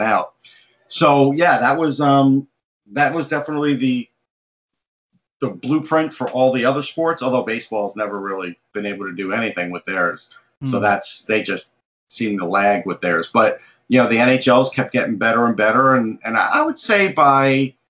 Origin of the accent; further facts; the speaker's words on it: Long Island, New York, United States; I grew up on Long Island